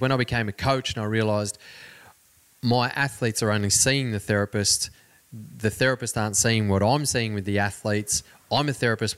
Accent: Cobar, New South Wales, Australia; My growing up in Cobar, where I mentioned before, it's a very small community

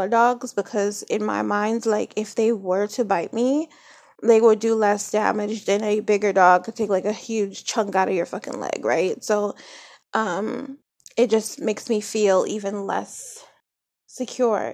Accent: New Jersey, United States; I grew up in Jersey

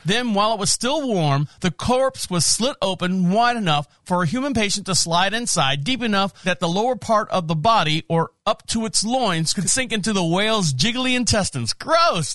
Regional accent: Orlando, Florida, United States; I'm from Orlando, Florida. My wife and I are both from Orlando, Florida, born and raised

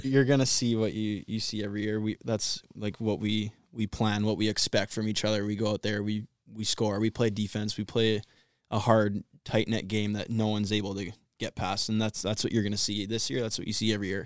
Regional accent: Vancouver, British Columbia, Canada; moved away; also born or lived in Ontario; I'm from Vancouver, Canada, so I'm pretty far away.

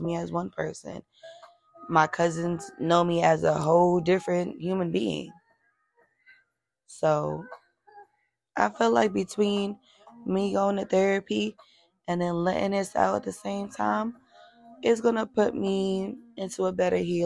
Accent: New York, United States; We're from New York

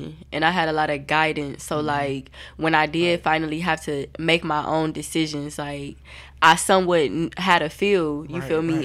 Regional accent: Toledo, Ohio, United States; I don't feel like I'm from Toledo

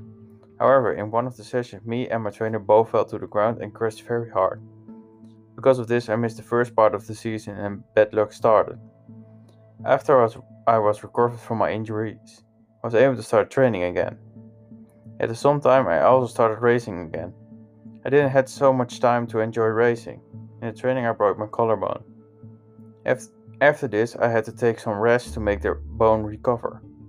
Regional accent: Hoogeveen, Drenthe, Netherlands; When I was 7 years old, I went to the cycling club in my hometown, Hoogeveen.

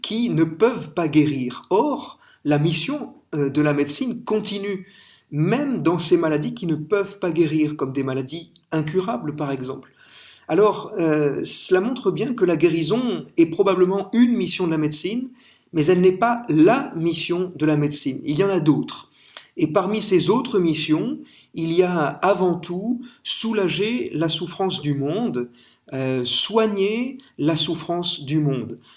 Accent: France; vous avez entendu mon accent, je suis français

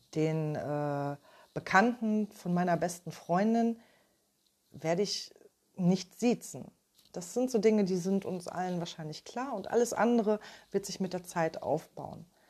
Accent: Ruhr area, North Rhine-Westphalia, Germany; Ich komme aus dem Ruhrgebiet

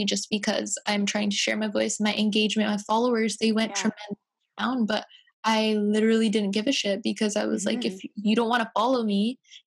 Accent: White Rock, British Columbia, Canada; I grew up in White Rock, so it's a lot of predominantly white people

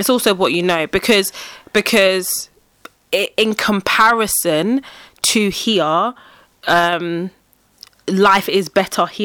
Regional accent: Nigeria; moved away; I, am born in I'm born and raised in Nigeria. No one is black.

